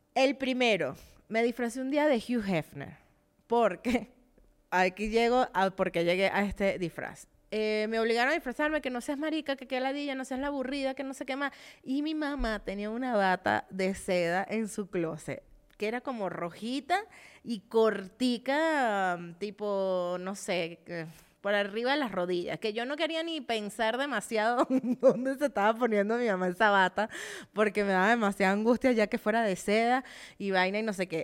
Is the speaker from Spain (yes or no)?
no; Venezuela; moved away; cuando vivía en Venezuela